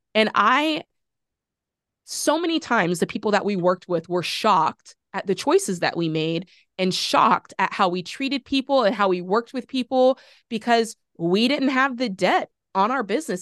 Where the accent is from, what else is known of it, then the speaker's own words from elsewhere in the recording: Florida, United States; That's my home state